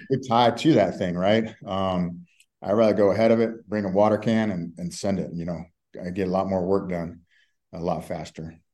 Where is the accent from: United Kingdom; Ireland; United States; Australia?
United States; Texas; also born or lived in South Florida; now in Colorado, United States; I'm from Texas originally, so I'm used to that Southern hospitality